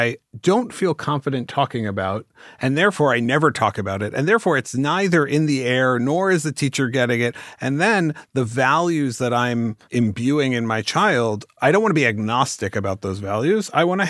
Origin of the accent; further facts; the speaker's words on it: California, United States; I want to yes and it because I'm from the Bay Area, so we're going to yes